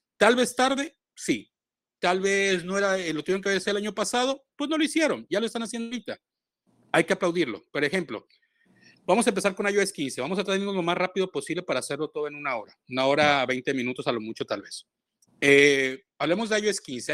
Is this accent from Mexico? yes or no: yes; Boca del Río, Veracruz, Mexico; Yo soy del puerto de Boca del Río